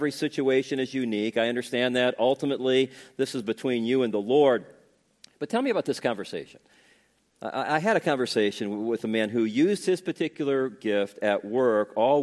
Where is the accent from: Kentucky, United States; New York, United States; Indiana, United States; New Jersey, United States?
Indiana, United States; Northwest; when I was growing up in Northwest Indiana